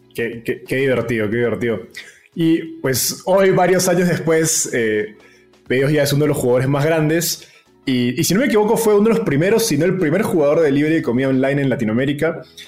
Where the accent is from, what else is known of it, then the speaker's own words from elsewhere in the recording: Peru; en Perú, de donde soy yo